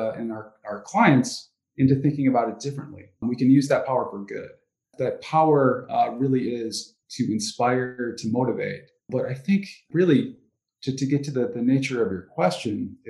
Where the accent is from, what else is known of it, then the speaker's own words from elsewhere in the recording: Ann Arbor, Michigan, United States; I grew up in Ann Arbor, so I'm still here